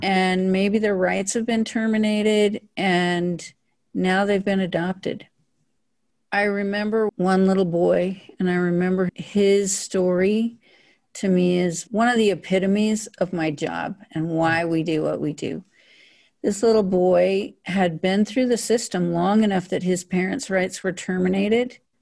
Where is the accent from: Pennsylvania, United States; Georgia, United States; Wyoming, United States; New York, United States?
Wyoming, United States; Powell; I was born in a small town in northern Wyoming called Powell, Wyoming